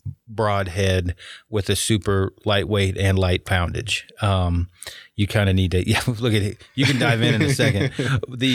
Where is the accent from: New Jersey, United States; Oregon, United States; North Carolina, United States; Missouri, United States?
Oregon, United States; I'm from Oregon. Everybody wore red plaid or whatever logging